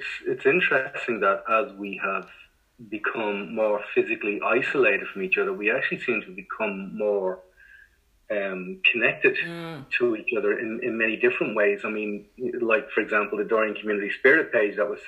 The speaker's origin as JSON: {"language": "English", "country": "Ireland", "tie": "born or raised there", "said": "growing up in Ireland in the 80s"}